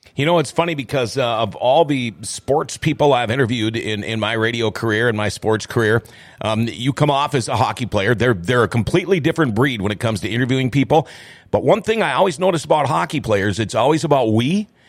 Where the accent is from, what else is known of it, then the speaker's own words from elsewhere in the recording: Thief River Falls, Minnesota, United States; I'm from from Thief River Falls originally